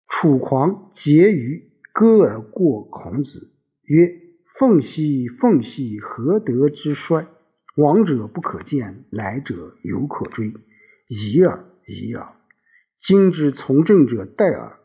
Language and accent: Chinese; China; 我们中国人最讲究叫光宗耀祖